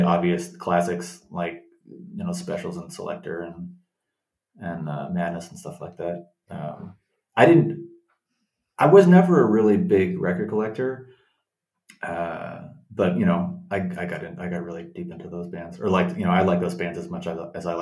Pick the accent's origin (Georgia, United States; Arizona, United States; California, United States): California, United States; Los Angeles; I grew up in Los Angeles, yeah, in the suburbs, in the valley.